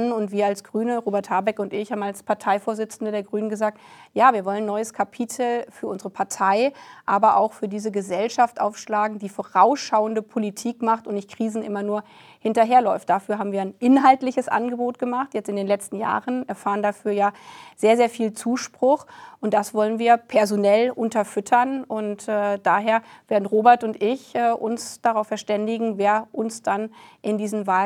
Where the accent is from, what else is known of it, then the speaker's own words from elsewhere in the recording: Lower Saxony, Germany; ich komme aus der Region Hannover, für einen Lokalteil der Hannoverschen Allgemeinen gearbeitet